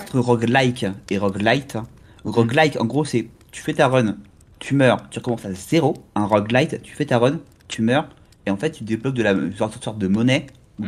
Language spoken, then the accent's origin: French; Normandy, France; je suis normand, donc je suis près de la mer.